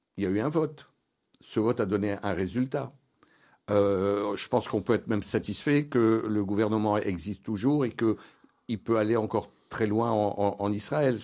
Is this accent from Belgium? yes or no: yes; Belgium; notre pays, la, Belgique